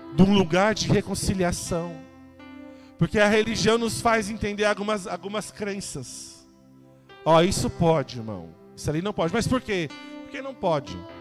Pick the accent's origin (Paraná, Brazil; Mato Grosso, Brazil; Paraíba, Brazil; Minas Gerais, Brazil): Mato Grosso, Brazil; Cáceres; also born or lived in Rondonópolis, Mato Grosso; em Rondonópolis, a cidade onde eu nasci. E nós mudamos para Castres, no ano de 94